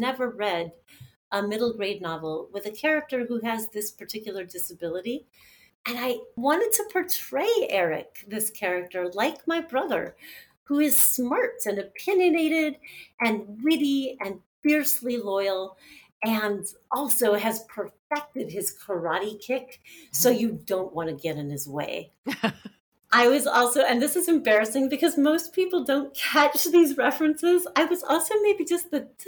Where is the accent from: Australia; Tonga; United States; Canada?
United States; Los Angeles, California; moved away as an adult; also born or lived in Santa Barbara / Pacific Northwest; Growing up in Los Angeles